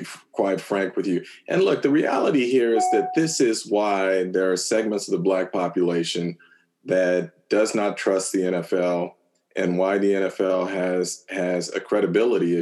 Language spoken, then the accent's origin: English; Bay Area, California, United States; growing up in the Bay Area